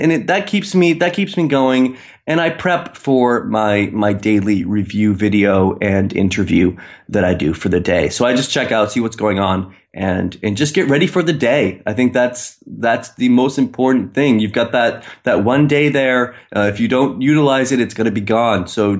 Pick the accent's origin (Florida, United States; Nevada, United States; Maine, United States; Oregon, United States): Maine, United States; now in Istanbul, Turkey; I'm from Maine, but I'm in Istanbul. So I'm 7 hours ahead of the East Coast.